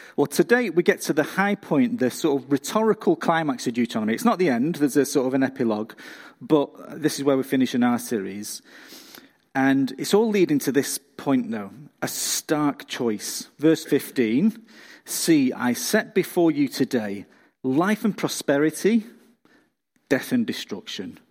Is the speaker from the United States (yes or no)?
no; England, United Kingdom; now in Australia; I'm not from round here, I'm from England, and when I go back to see family and friends in the U K